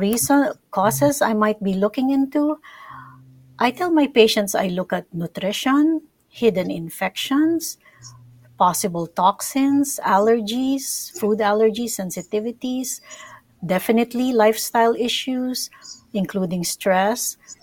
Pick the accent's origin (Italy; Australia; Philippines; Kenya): Philippines; moved away; I'm from the Philippines